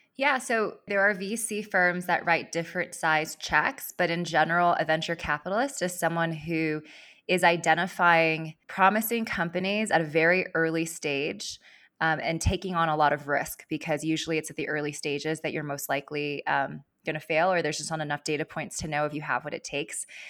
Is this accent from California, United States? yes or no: yes; Los Angeles, California, United States; moved away as an adult; also born or lived in East Coast; I grew up in Los Angeles and I moved out to the East Coast in twenty ten, um, to attend college and business school